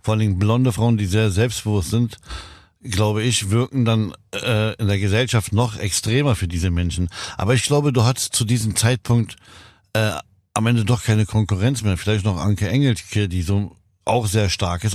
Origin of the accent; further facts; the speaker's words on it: Berlin, Germany; also born or lived in Lebanon; bei uns in Kreuzberg